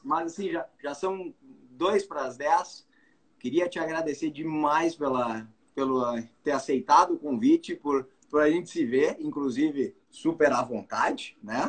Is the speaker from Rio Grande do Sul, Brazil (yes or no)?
yes; Bagé, Rio Grande do Sul, Brazil; da minha terra